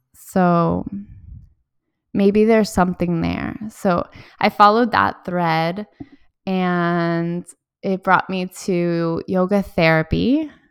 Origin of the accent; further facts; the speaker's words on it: Miami, Florida, United States; also born or lived in Valencia, Spain; I grew up in Miami